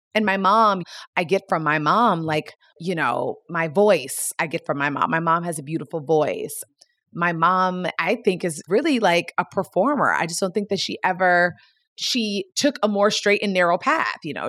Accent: Gaithersburg, Maryland, United States; I grew up in the Washington, D C metropolitan area in a town called Gaithersburg, Maryland

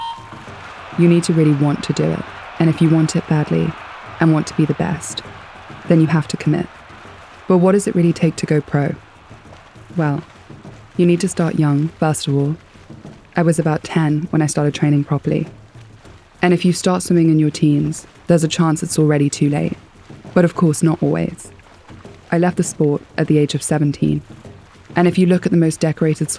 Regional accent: Nairobi, Kenya; moved away; also born or lived in South Africa / United Kingdom; I was maybe 7 or 8 and growing up in Nairobi

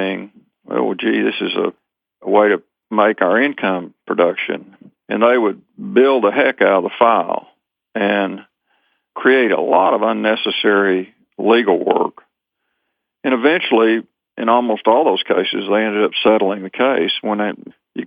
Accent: Rockwall, Texas, United States; my hometown of Rockwall, Texas

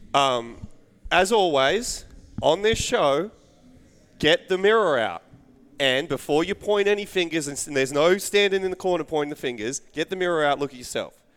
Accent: Australia; being Australian

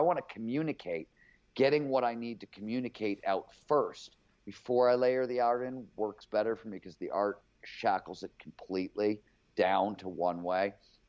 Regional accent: Cleveland, Ohio, United States; I was growing up in Cleveland before there was cable TV there.

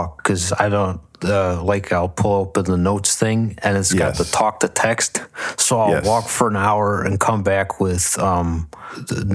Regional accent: Buffalo, New York, United States; growing up in Buffalo

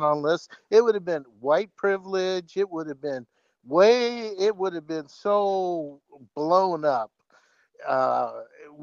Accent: Bay Area, California, United States; I'm from the Bay Area

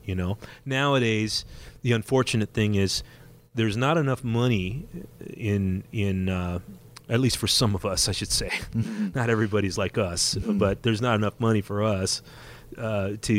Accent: Whittier, California, United States; Back when I was playing backyard parties in my hometown of Whittier, California

